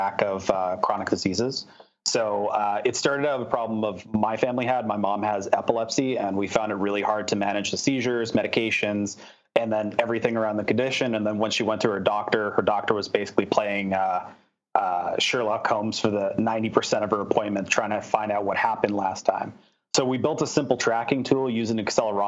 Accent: Canada; also born or lived in Philadelphia, United States / San Francisco, United States; I'm proud Canadian, born and raised, spent the last year and a half there in the U.S.

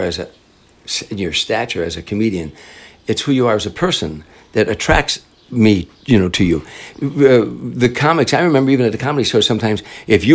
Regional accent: Chicago, Illinois, United States; moved away; I'm from Chicago

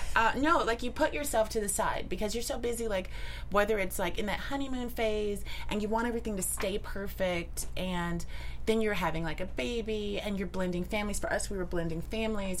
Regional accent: Midwest, United States; I'm also from the Midwest.

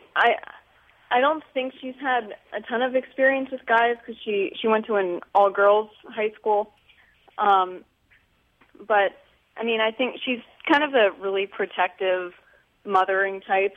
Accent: Pennsylvania, United States; I'm from Pennsylvania

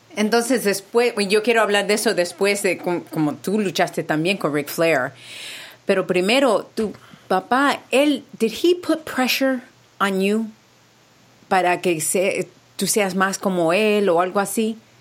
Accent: Puerto Rico; also born or lived in New York; now in California, United States; Yo soy boricua también

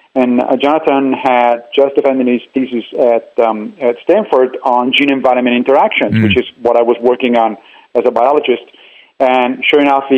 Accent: Italy; moved away as an adult; also born or lived in Tennessee; I grew up in Italy

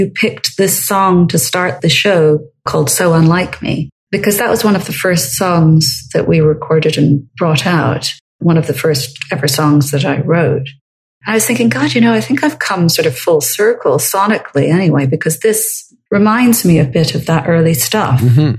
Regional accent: Scotland, United Kingdom; I grew up in Scotland and I grew up with Scottish folk music.

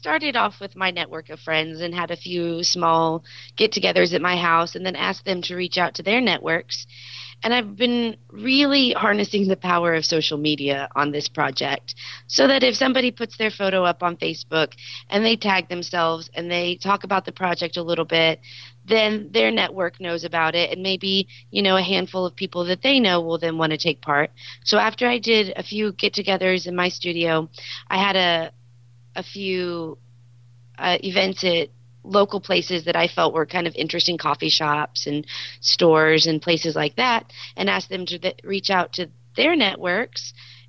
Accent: Texas, United States; And have always, you? We're a proud group.

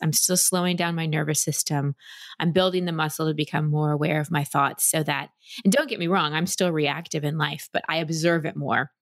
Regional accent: Dallas, Texas, United States; also born or lived in California; now in Austin, United States; I grew up in Dallas

